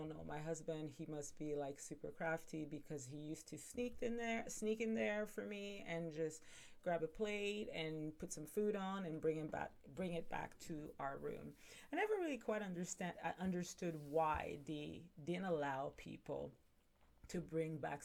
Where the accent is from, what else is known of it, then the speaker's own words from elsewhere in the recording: Montreal, Quebec, Canada; now in Ontario, Canada; I'm initially from Montreal, I'm pretty sure I've said that, and I now live in Ontario